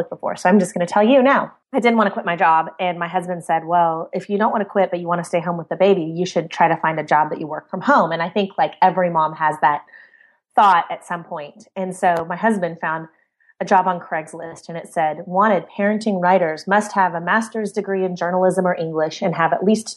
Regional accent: Central Oregon, United States; I grew up in Central Oregon, which was wonderful

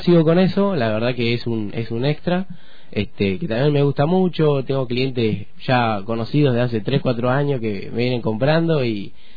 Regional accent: Pomona, Río Negro, Argentina; also born or lived in Luis Beltrán; yo soy de, de Pomona, de la zona del Valle Medio

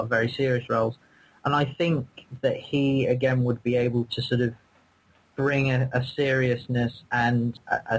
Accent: United Kingdom; I'm British.

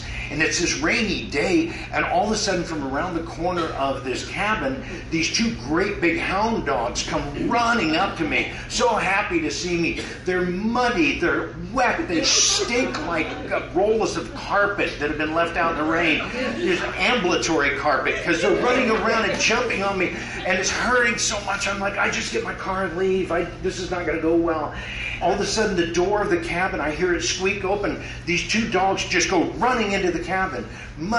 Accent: Midwest, United States; moved away; I grew up in the Midwest

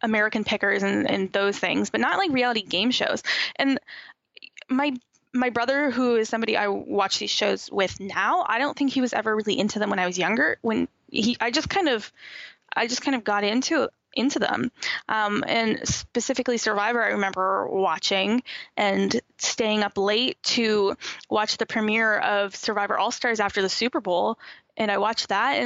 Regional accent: Niagara, Ontario, Canada; also born or lived in Nova Scotia; I'm born and raised in Niagara, just down the road from Buffalo.

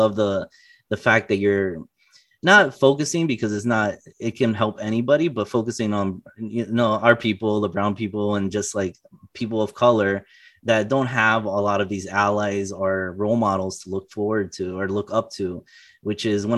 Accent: Florida, United States; I came from South Florida to Illinois for college.

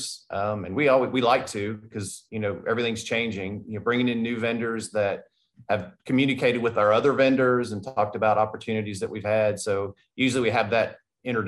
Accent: Tennessee, United States; I'm from Tennessee and now I'm here

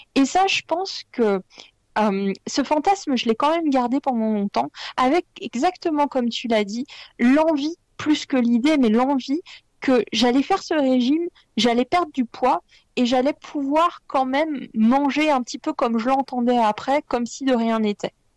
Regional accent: Lyon, Auvergne-Rhône-Alpes, France; je suis lyonnaise

